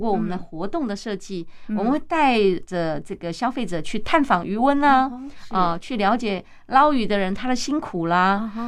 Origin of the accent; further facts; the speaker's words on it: Tainan, Taiwan; moved away as an adult; also born or lived in Taipei; 因为我是台南女儿，我结婚就住在台北。